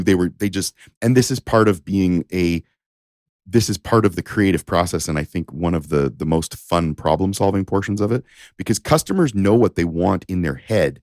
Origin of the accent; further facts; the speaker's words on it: Windsor, Ontario, Canada; also born or lived in Japan; I'm from Ontario